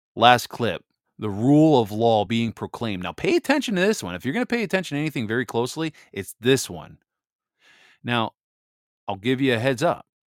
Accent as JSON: {"language": "English", "region": "Michigan", "country": "United States", "said": "I'm from Michigan here."}